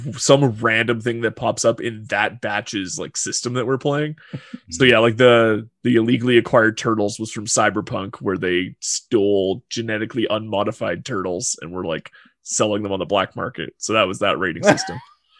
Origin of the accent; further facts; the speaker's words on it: Alberta, Canada; I hate that I'm from Alberta.